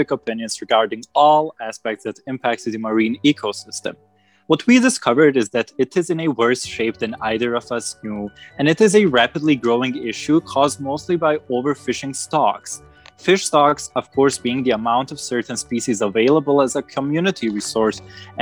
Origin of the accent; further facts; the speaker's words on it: Bosnia & Herzegovina; I'm 19, I come from Bosnia and study international relations in Tuzla.